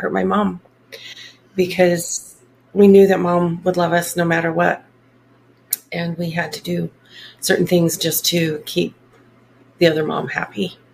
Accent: Salt Lake City, Utah, United States; also born or lived in Brigham City, Utah; I actually grew up in the Salt Lake area. Okay. I was born up in Brigham City, and then my parents moved to the Salt Lake area.

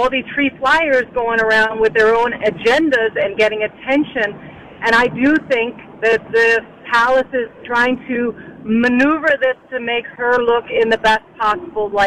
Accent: Bermuda; moved away; I'm from Bermuda. I grew up when the Queen came to visit, and we would be on the roadside waving.

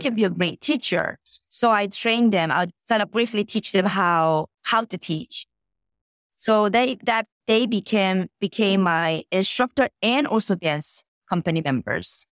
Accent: South Korea; moved away; also born or lived in Connecticut; I was born and raised in Korea

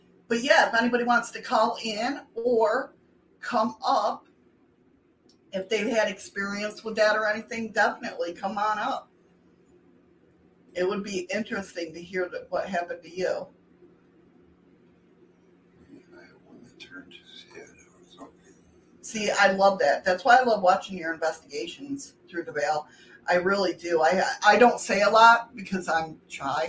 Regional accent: New York, United States; my home state

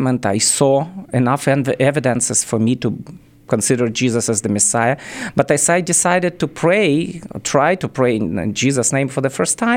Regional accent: Kyiv, Ukraine; English is a second language; moved away as an adult; also born or lived in Israel / Germany; I was born and raised in Kiev, capital of Ukraine

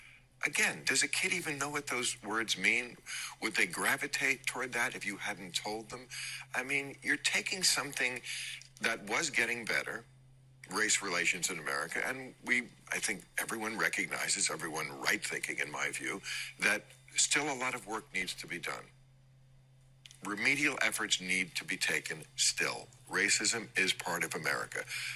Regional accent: New Jersey, United States; when I was a kid, I grew up in New Jersey, which is not a southern state. And it was a completely white town.

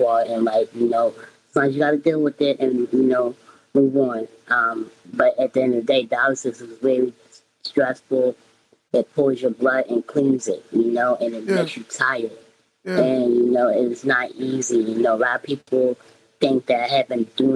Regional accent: Philadelphia, Pennsylvania, United States; I'm from Philly

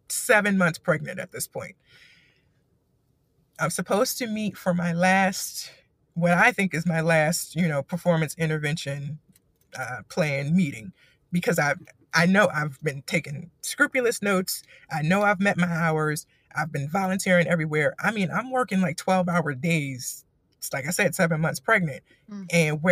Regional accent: East Coast, United States; the culture here is crazy to me because I'm from the East Coast.

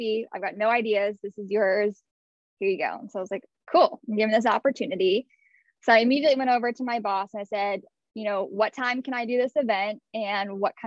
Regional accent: Houston, Texas, United States; I grew up in Houston, Texas

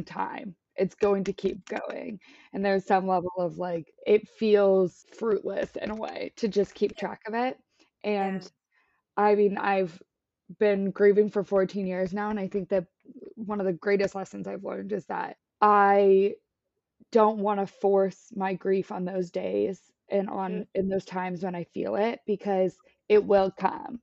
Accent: Washington, United States; now in San Diego, United States; I'm from Washington, so honestly, rain feels like home

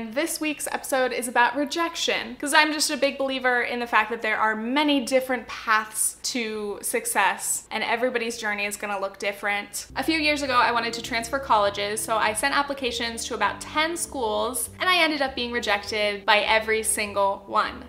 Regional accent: Southern Orange County, California, United States; I grew up in Southern Orange County, California, which is a pretty affluent area

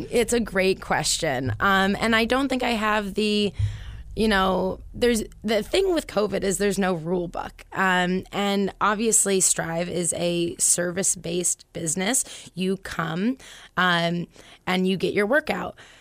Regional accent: Concord, New Hampshire, United States; also born or lived in Boston; I'm from Concord. I grew up here

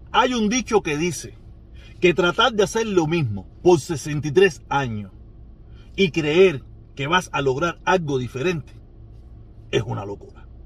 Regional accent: Cuba

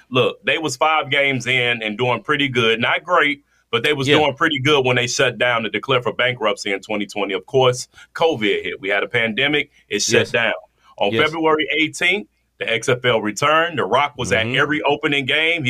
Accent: Washington, District of Columbia, United States; Washington, D.C., my hometown

